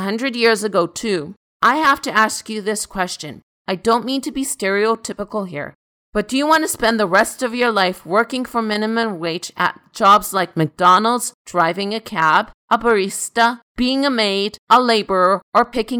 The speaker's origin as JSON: {"language": "English", "country": "Canada", "tie": "born or raised there", "said": "I am first generation Canadian. I was born in Canada to a Hungarian immigrant"}